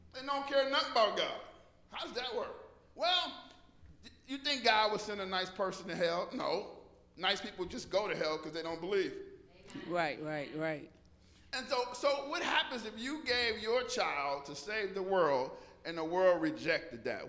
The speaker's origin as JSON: {"language": "English", "town": "Detroit", "region": "Michigan", "country": "United States", "tie": "born or raised there", "said": "growing up in Detroit, West Side, whoop, whoop. off of Seven Mile"}